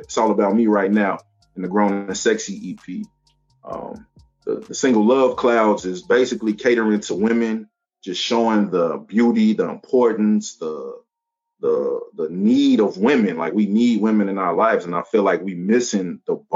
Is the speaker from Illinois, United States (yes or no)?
yes; Chicago, Illinois, United States; I'm from Chicago, Chi-Town